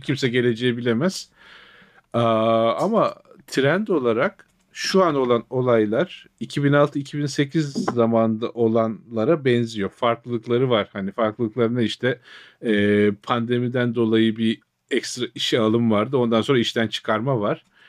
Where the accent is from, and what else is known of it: Trabzon, Turkey; born or raised there; moved away